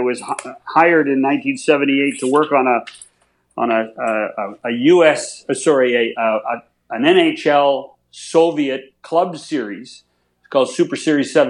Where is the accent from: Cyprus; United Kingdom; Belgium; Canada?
Canada; we in Canada